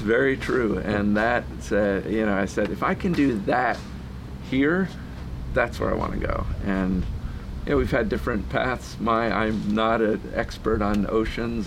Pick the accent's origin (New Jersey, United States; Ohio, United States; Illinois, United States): New Jersey, United States; I was born in New Jersey in like ultimate suburban New Jersey